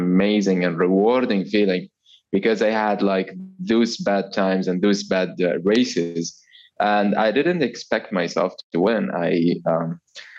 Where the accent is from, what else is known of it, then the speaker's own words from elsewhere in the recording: Oman; I am from Oman.